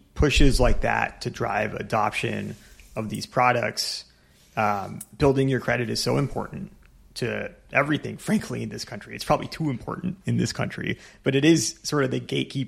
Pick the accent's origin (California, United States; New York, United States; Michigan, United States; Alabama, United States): California, United States; I'm a Californian